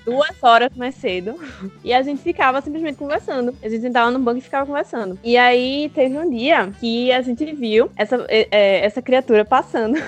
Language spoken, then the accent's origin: Portuguese; Candeias, Brazil; nós dois somos de Candeias